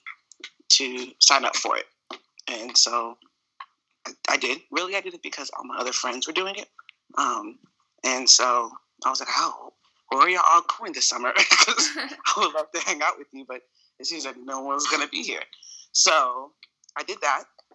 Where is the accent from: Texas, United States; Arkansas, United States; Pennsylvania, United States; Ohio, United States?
Arkansas, United States; Little Rock; also born or lived in Conway, Arkansas; Born and raised in Little Rock